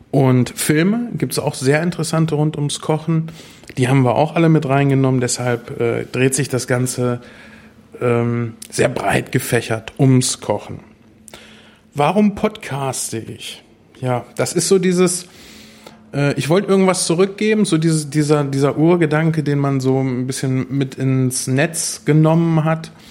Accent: Espelkamp, North Rhine-Westphalia, Germany; born there; now in Uffeln, Germany; gebürtig bin ich aus Esbekamp, eine sehr schöne kleine Stadt, bin dann äh, in der Nähe von Minden jetzt beheimatet

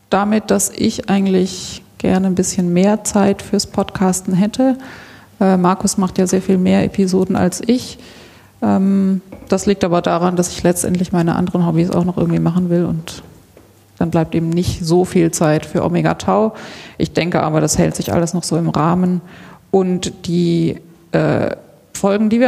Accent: Karlsruhe, Baden-Württemberg, Germany; born there; also born or lived in Switzerland; now in Stuttgart, Germany; 1978 in Karlsruhe. Ich lebe in Stuttgart. Ähm, genau, und ich habe einen Teil meiner Kindheit in der Schweiz verbracht, also ich kann die Schweiz hier so ein bisschen repräsentieren.

